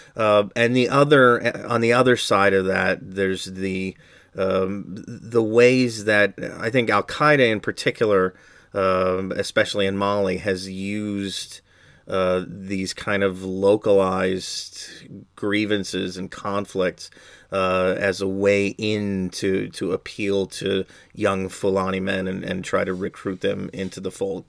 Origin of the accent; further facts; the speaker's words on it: United States; as an American